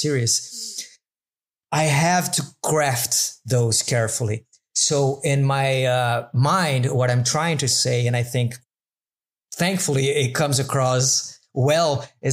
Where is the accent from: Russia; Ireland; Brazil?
Brazil; English is a second language; also born or lived in Madeira Island; now in Madeira, Portugal